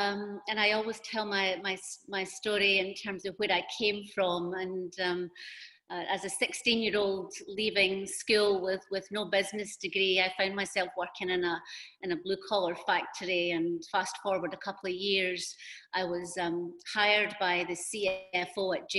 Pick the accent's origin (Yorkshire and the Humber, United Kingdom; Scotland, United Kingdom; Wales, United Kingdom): Scotland, United Kingdom; moved away as an adult; also born or lived in United States / China / Singapore; and then I moved to the US from Scotland and did a lot of work there around really HR operations, and then into talent.